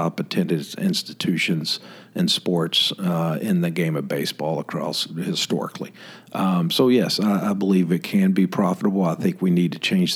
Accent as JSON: {"language": "English", "town": "Memphis", "region": "Tennessee", "country": "United States", "tie": "born or raised there", "moved": "yes", "lives_now": "Tallahassee, United States", "said": "growing up in Memphis"}